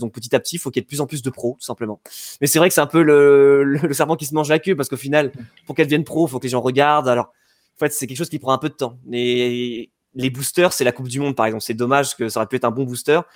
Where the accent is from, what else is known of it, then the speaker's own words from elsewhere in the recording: Yvelines, Île-de-France, France; là où j'ai grandi donc dans les Yvelines